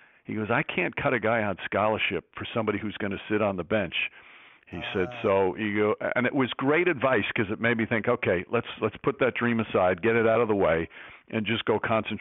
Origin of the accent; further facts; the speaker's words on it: New York, United States; I'm from New York and grew up a Knicks fan